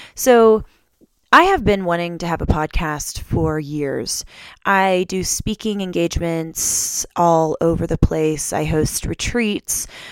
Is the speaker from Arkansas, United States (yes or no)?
yes; Arkansas, United States; now in Denver, United States; I ended up going back home to Arkansas. I'm from Arkansas.